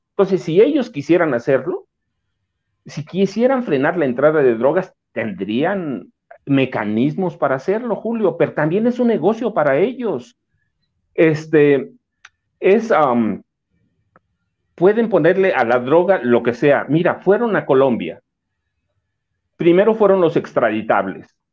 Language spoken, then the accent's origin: Spanish; south of the State of Mexico, Mexico; en mi pueblo, por ejemplo, hay comunidades enteras en Estados Unidos que son gente de ahí del sur del Estado de México.